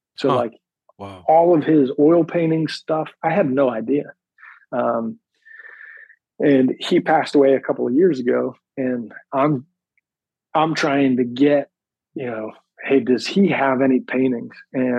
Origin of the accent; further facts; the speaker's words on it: Pennsylvania, United States; born there; So I was born outside of Philadelphia, in the suburbs of Philadelphia, about 45 minutes north of the city. And I moved around quite a bit.